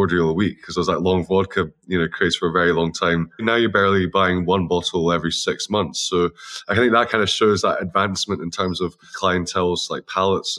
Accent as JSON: {"language": "English", "region": "Scotland", "country": "United Kingdom", "said": "we're all Scottish"}